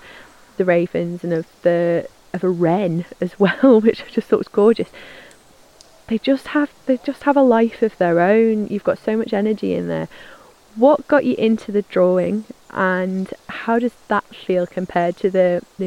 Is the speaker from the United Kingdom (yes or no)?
yes; United Kingdom; we're British, humility is a very valued quality